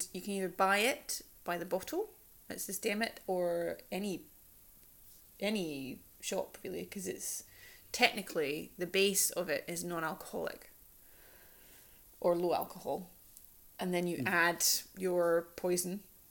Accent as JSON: {"language": "English", "region": "Scotland", "country": "United Kingdom", "also_born_or_lived": "London", "accent": "Scottish", "moved": "yes", "lives_now": "Sweden", "said": "my Scottish tongue"}